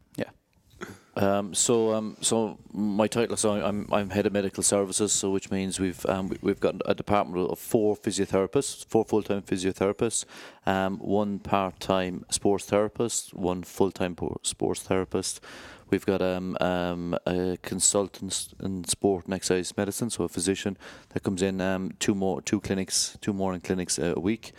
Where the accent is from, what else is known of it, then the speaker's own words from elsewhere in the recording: Ireland; moved away as an adult; now in United Kingdom; I grew up, um, in Ireland, obviously by my accent.